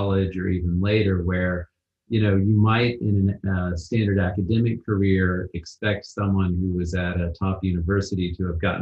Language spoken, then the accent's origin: English; Wichita, Kansas, United States; first language English; moved away as an adult; now in Manchester-by-the-Sea, United States; began in Kansas, which is where I'm from. I was born in Wichita, the big city